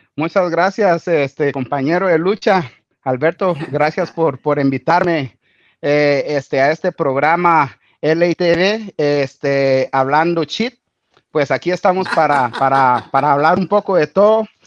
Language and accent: Spanish; Guatemala; moved away as an adult; now in Australia; yo soy de Guatemala